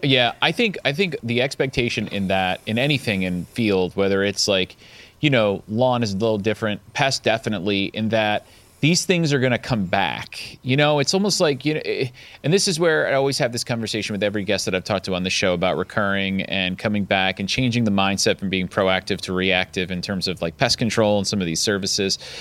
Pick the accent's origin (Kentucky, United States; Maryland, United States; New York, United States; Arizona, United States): New York, United States; downstate; I grew up downstate, New York State. So I grew up right outside of Manhattan